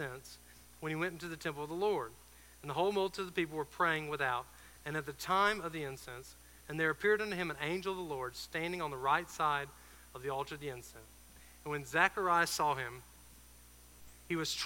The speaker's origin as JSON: {"language": "English", "region": "Georgia", "country": "United States", "moved": "as an adult", "said": "I'm originally from Georgia."}